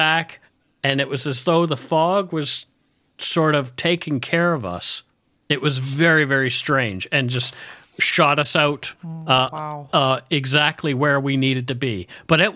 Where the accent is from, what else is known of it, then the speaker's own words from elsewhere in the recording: Nova Scotia, Canada; I grew up in Nova Scotia, so I'm very, very, very familiar with fog